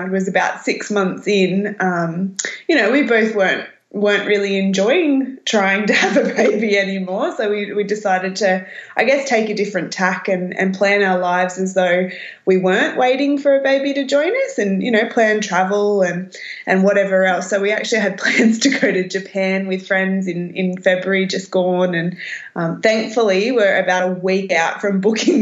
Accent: Berry, New South Wales, Australia; also born or lived in Newcastle, New South Wales; now in Southern Highlands, Australia; I grew up in Berry.

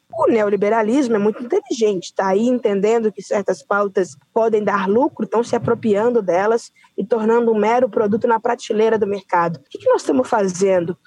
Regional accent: Uberlândia, Minas Gerais, Brazil; uma jovem mulher negra da quebrada do Grande São Jorge

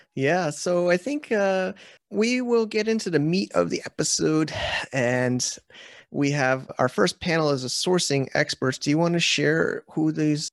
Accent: United States; now in China; I'm an American

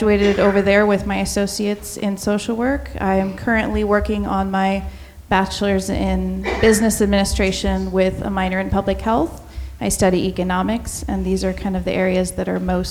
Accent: Brookings, Oregon, United States; also born or lived in Jackson County, Oregon; I am from Brookings

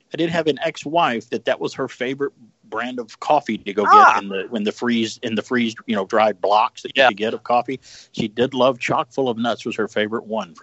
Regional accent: Georgia, United States; I do remember the jingle growing up in Georgia in the South, because we got other channels from Channel 9 from Chicago.

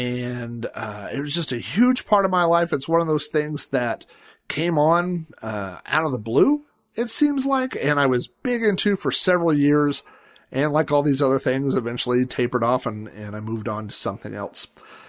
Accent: Sun Valley, United States; But we moved to the house I grew up in Sun Valley the summer that I turned 5 years old.

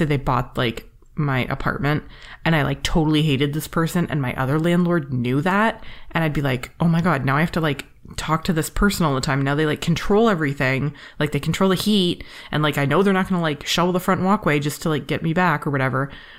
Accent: Canada; I'm Canadian

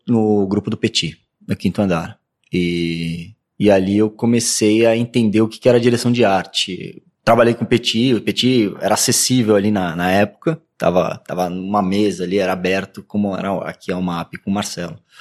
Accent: Santos, São Paulo, Brazil; moved away as an adult; now in São Paulo, Brazil; Fui para Santos com 5, 5, 6 anos de idade. E daí eu vivi minha, minha infância em Santos. Praticamente sou de Santos.

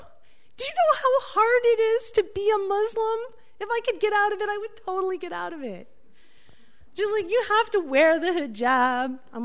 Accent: New York City, New York, United States; I'm from New York City

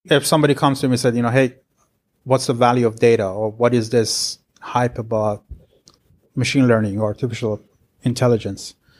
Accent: Tehran, Tehran Province, Iran; moved away as an adult; now in Irvine, United States; I'm originally from Iran, so, uh, I was born in Tehran, and, uh, got my degree back then

